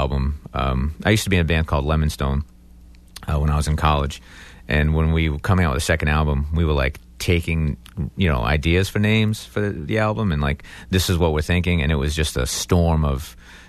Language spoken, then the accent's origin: English; Acushnet, Massachusetts, United States; also born or lived in New Bedford, Massachusetts; I'm from New Bedford, Massachusetts, by way of Acushnet. Or I should say, from Acushnet by way of New Bedford. But anyway, I live down there.